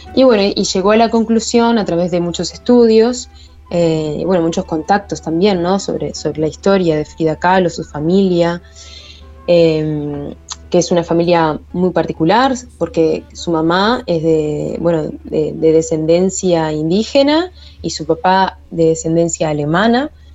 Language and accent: Spanish; Maldonado, Uruguay; soy Fernandina de Maldonado